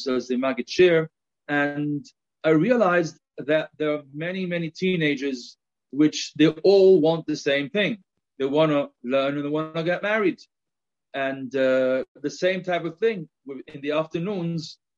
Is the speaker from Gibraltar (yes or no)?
yes; Gibraltar; accent: a little bit of my English accent. But on the other hand, you may also note a little bit of a Spanish accent; now in Jerusalem, Israel; I'm originally from Gibraltar